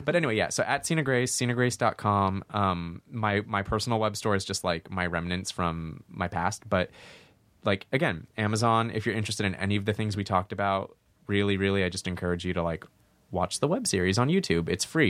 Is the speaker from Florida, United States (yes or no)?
no; Santa Monica, California, United States; Santa Monica. Oh, my mom's Persian. My dad's like whitish. He's like Irish American.